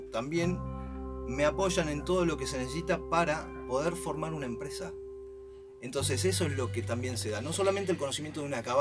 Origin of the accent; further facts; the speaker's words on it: Río Gallegos, Santa Cruz, Argentina; mi familia es toda es de Río Gallegos sí. y eh, ahora vengo justamente desde ahí